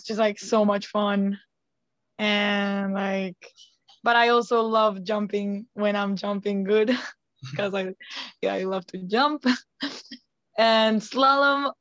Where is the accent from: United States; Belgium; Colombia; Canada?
Colombia; moved away as an adult; from Colombia